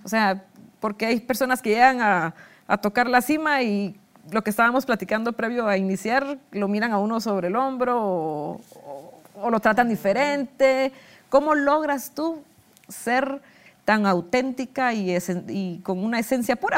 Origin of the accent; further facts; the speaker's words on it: Guatemala; los guatemaltecos no vivimos estas tradiciones tan lindas